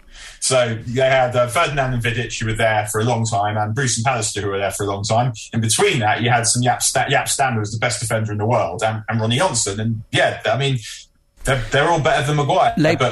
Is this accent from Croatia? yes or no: no; London, United Kingdom; I'm from London. So, well, grew up, like, my dad's from Manchester